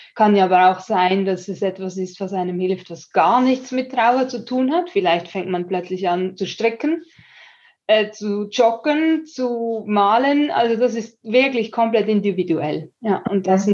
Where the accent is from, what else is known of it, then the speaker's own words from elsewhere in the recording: Switzerland; für mich als Schweizerin